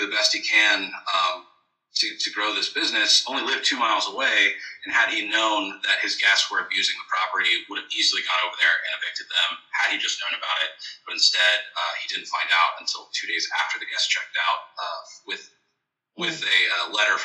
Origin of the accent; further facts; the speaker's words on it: Austin, Texas, United States; now in Dallas, United States; I'm from Austin